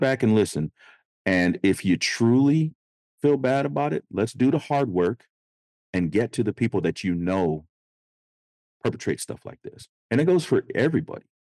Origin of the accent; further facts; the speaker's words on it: Sacramento, California, United States; I grew up in Oak Park in Sacramento, California